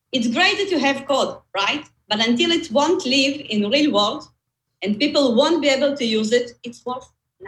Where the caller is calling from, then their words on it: Tel Aviv, Tel Aviv District, Israel; From Tel Aviv. I'm based in Israel, but you know, we are working from home, so probably you'll find me in my living room.